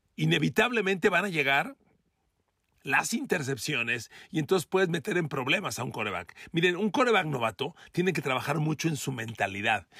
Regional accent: Mexico; yo soy mexicano como usted

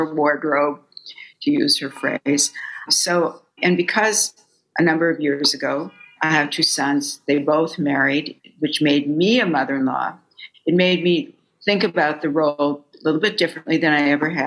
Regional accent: Fargo, North Dakota, United States; moved away as an adult; now in New York, United States; I was raised in Fargo, North Dakota.

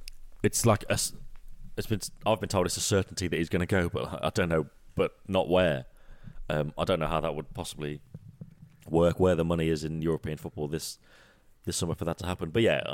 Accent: England, United Kingdom; obviously I don't get it because I'm from England, I still live in England

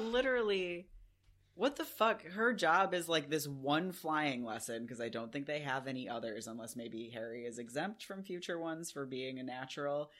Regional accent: United Kingdom; we're British, so we say the huh because it has an H in it

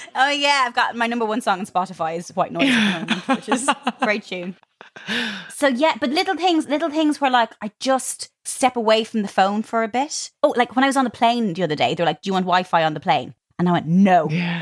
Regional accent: Ireland; moved away; growing up in Ireland

